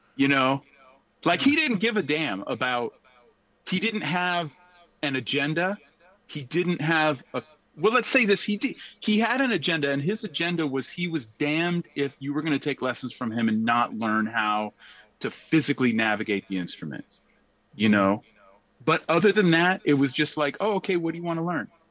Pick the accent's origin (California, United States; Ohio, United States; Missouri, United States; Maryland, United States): California, United States; Berkeley; growing up in Berkeley